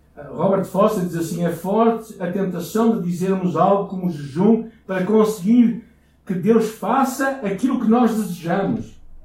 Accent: Portugal; como bons portugueses

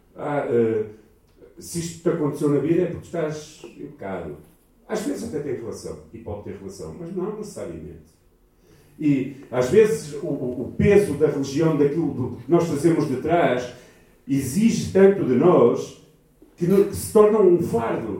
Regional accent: Portugal; Nós somos portugueses e os portugueses são muito pessimistas

